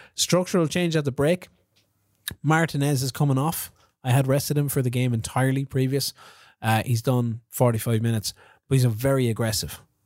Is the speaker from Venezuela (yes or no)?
no; Kilkenny, Leinster, Ireland; I'm from Kilkenny